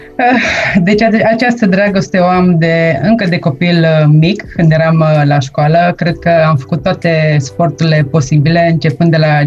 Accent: Deva, Hunedoara County, Romania; moved away as an adult; also born or lived in Australia; now in Vienna, Austria; am plecat din România la 19 ani

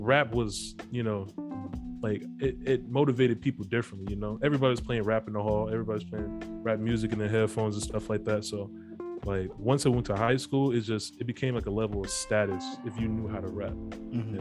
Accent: Chicago, Illinois, United States; I'm from Chicago

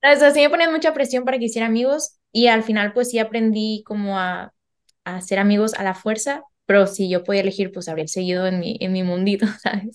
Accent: Mexico; moved away as an adult; now in France; Soy mexicana y ahora también española. Y normalmente vivo en Francia

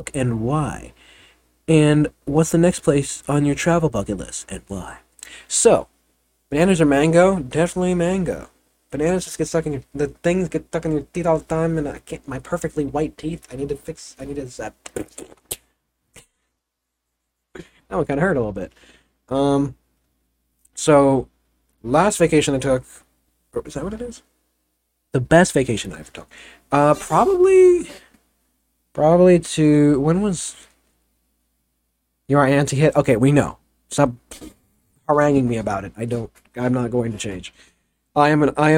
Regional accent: Pittsburgh, Pennsylvania, United States; I'm from America, I'm from Pittsburgh

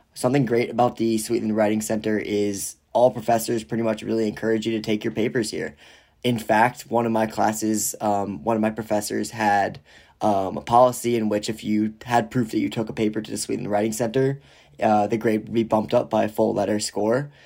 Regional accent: Rye Brook, New York, United States; moved away as an adult; now in Ann Arbor, United States; I am originally from Rybrook, New York, which is about thirty to forty-five minutes outside of New York City.

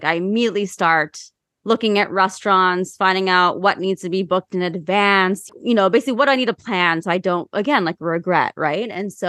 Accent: Ohio, United States; I'm from Ohio, and I'm sorry for my home state.

